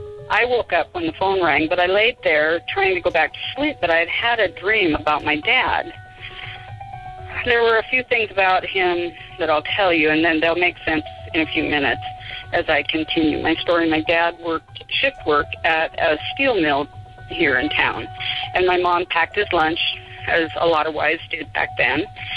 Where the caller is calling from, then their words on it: Spokane, Washington, United States; from Spokane.